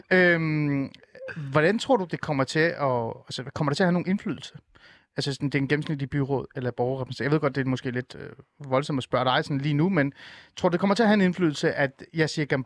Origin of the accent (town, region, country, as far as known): North Zealand, Capital Region of Denmark, Denmark; born or raised there